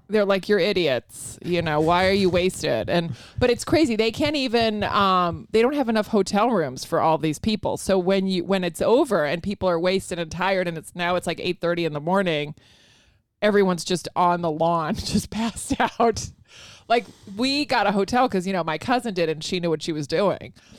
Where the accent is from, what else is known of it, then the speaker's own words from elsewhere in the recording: Virginia, United States; also born or lived in Spain / Rota, Spain / Madrid, Spain; Virginia, but, uh, my mom's from Spain.